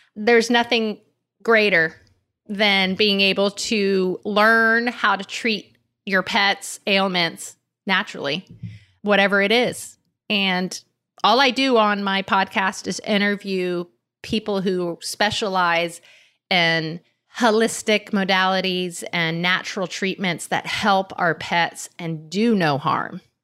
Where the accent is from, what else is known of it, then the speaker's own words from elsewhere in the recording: Miami, Florida, United States; I grew up in Miami on a canal on an acre of land